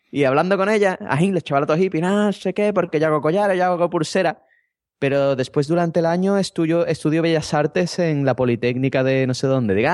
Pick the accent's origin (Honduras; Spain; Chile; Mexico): Spain; Madrid, Community of Madrid; Es que yo soy de Madrid y nada más que como bocata de calamares.